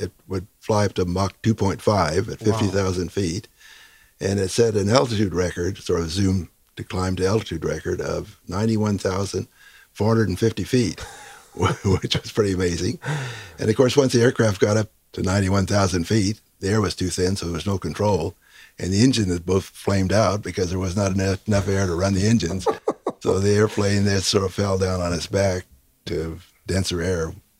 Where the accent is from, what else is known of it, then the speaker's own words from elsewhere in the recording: San Diego, California, United States; Well, let's see. I grew up in San Diego.